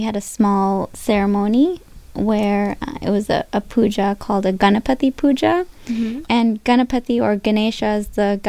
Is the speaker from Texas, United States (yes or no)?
no; upstate New York, United States; moved away as an adult; also born or lived in Boston; now in Cleveland, United States; About an hour and a half north of the city. Hmm. That's where I grew up.